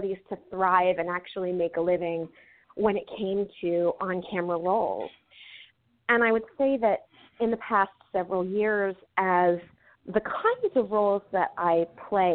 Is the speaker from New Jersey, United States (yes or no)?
yes; New Jersey, United States; I grew up in a really small agricultural area in Jersey